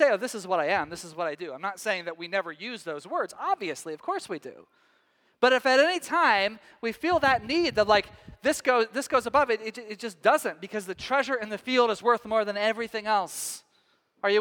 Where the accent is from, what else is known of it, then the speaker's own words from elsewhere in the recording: Texas, United States; moved away as an adult; also born or lived in Scottish descent; now in Northwest, United States; back home to Texas